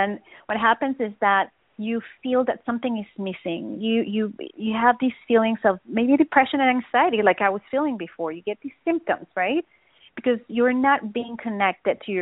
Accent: Venezuela; moved away as an adult; I was living in Venezuela back then, in South America, and in order for me to do that, I needed to move to the capital of Venezuela, and my parents didn't really want me to go there

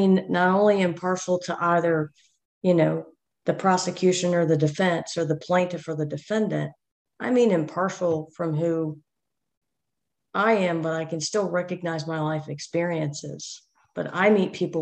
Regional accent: United States; now in Georgia, United States; I grew up just outside of Washington, D.C.

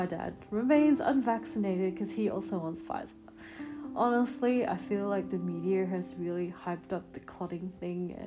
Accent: South Australia, Australia; now in Melbourne, Australia; my hometown, South Australia

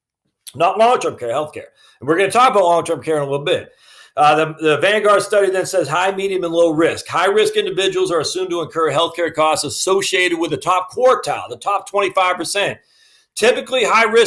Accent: Maine, United States; I'm from Maine, so we always mess things up on how we pronounce it

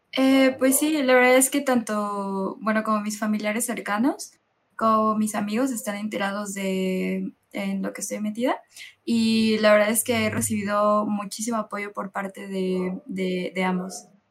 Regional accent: Mexico; yo soy la única chica del equipo que pertenece a México

